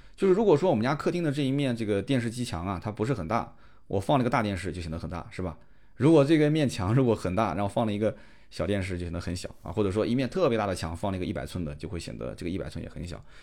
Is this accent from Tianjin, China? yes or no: no; Nanjing, Jiangsu, China; accent: Nanjing accent; also born or lived in Shanghai; 肯定我是带了一些南京的这个方言的腔调在里面。这个确实改不掉，因为我就生活在南京，基本上现在我也不怎么在外地生活了